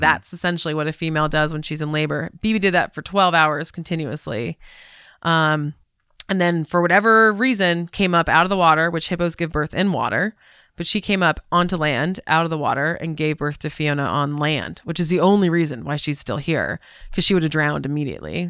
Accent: Southern California, United States; moved away; also born or lived in Atlanta / Chicago; I grew up in Southern California

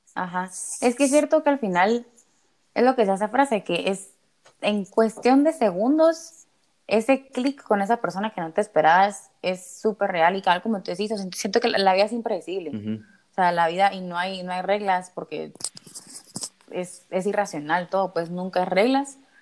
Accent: Guatemala; moved away as an adult; also born or lived in Spain; todas somos de Guate

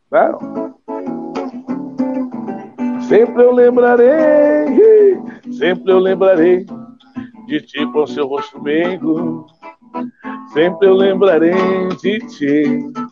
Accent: Olímpia, São Paulo, Brazil; moved away; e saber que você saiu de uma cidade pequenininha de 30 mil habitantes quando era Olímpia, quando eu saí de Olímpia, e aí a gente não pensava em alcançar voos tão altos, né?

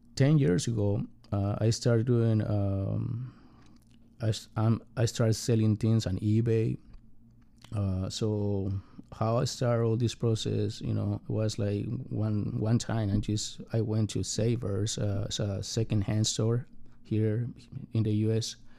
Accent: Mexico; English is a second language; now in United States; I got a very complicated family growing up in Mexico

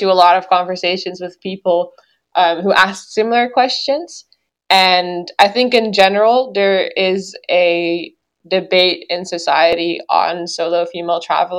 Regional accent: Groningen, Netherlands; also born or lived in Germany; now in Cambridge, United States; I am originally from the Netherlands. I grew up in Groningen, a city in the north of the Netherlands.

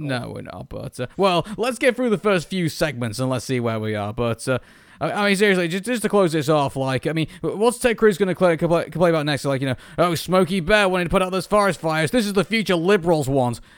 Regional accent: United Kingdom; as a Brit

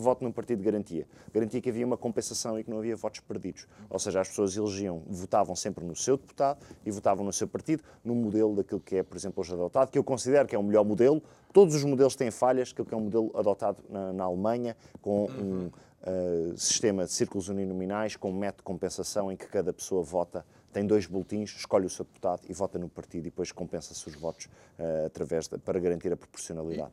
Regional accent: Portugal; enquanto português, procuro sempre ser otimista, acreditar no meu país

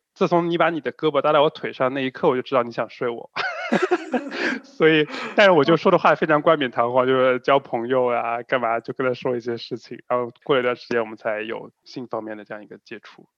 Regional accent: China; 我们中国人

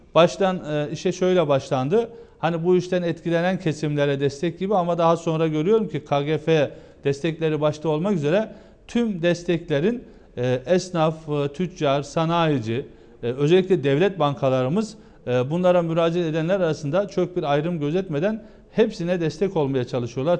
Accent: Geceköy, Günyüzü, Eskişehir, Turkey; now in Ankara, Turkey; bizim köyümüz Ankara'ya yakın. Eskişehir'in e, Günüzlü ilçesi Geceköy'ü.

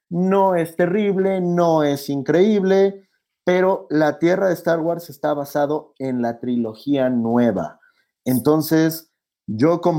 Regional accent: Ecuador; vengo desde Ecuador, tomar mi vuelo, pagar 500 dólares para bajarme en Miami

